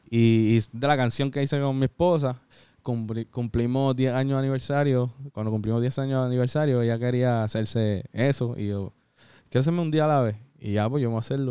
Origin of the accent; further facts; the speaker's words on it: Puerto Rico; soy boricua